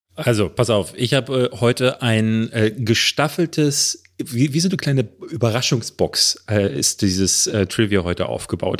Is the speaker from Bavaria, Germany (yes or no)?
no; Berlin, Germany; hier in Berlin-Marzahn, wo ich groß geworden bin